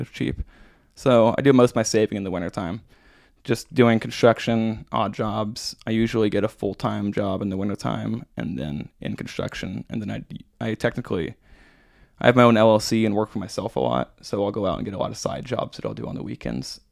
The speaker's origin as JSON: {"language": "English", "town": "Branson", "region": "Missouri", "country": "United States", "tie": "born or raised there", "said": "I grew up in Branson, and well, I grew up outside of Branson and then moved there, um, when I was in high school"}